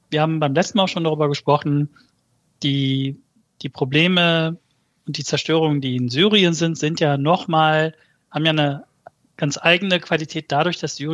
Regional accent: Malatya, Turkey; Ja, also die, ich komme ja aus Malatya. Malatyas offizielle Todeszahlen sind, glaube ich, bei knapp unter 1500.

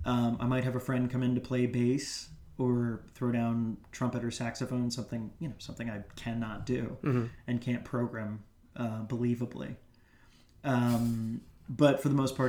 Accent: Greensboro, North Carolina, United States; moved away as an adult; also born or lived in New York; my hometown of Greensboro, North Carolina

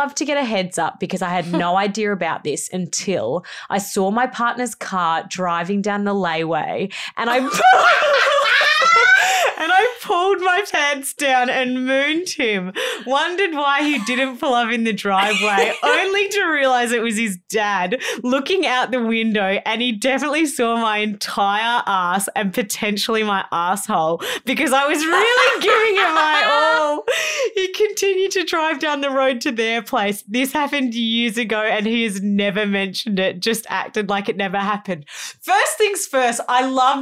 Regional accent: Melbourne, Victoria, Australia; moved away as an adult; also born or lived in Gold Coast, Queensland; when I moved away from Melbourne to the Gold Coast to go to uni

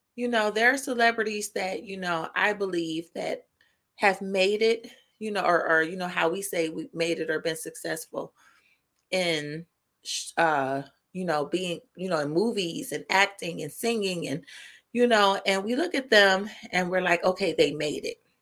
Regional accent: Indiana, United States; Indiana, of course, my, my home state

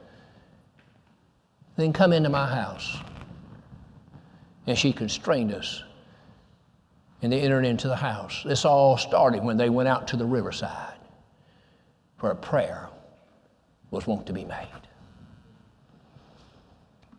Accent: Goodlettsville, Tennessee, United States; I'm from Goodlettsville

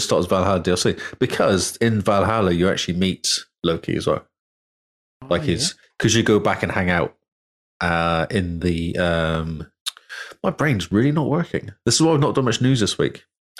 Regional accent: England, United Kingdom; I'm English.

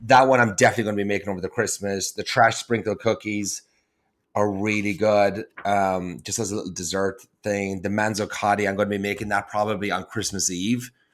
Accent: Ireland; moved away; I'm from Ireland

